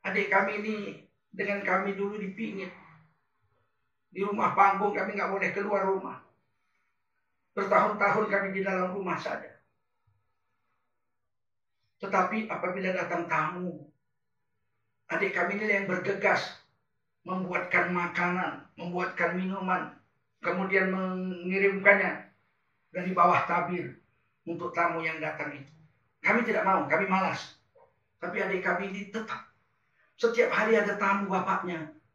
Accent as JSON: {"language": "Indonesian", "town": "Medan", "region": "North Sumatra", "country": "Indonesia", "tie": "born there", "said": "Kami di Sumatera Utara, saya anak yang lahir di Medan."}